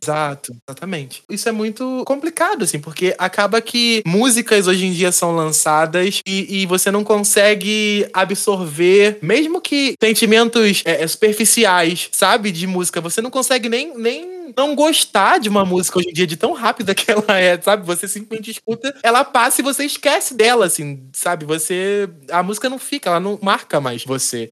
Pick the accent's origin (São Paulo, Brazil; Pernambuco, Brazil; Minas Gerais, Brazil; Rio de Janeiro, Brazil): Rio de Janeiro, Brazil; Seropédica; eu sou de Seropédica